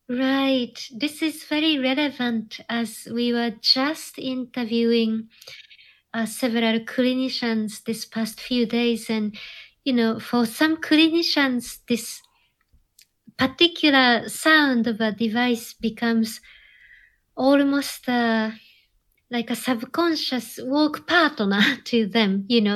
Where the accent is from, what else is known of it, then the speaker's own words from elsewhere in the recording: Japan; And I think that born and raised in Japan, something about Japanese culture that tends to regard technology as an extension of nature in some way.